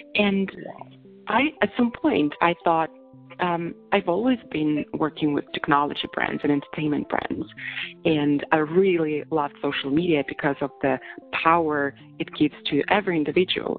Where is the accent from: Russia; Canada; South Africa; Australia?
Russia; moved away as an adult; also born or lived in Moscow, Russia / London, United Kingdom; now in San Francisco, United States; I was born in Russia